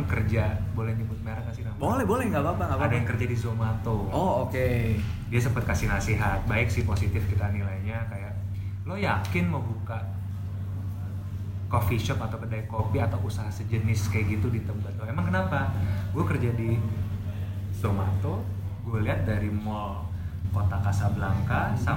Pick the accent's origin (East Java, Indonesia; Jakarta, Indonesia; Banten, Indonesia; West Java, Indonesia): Jakarta, Indonesia; Tebet; saya emang besar di Tebet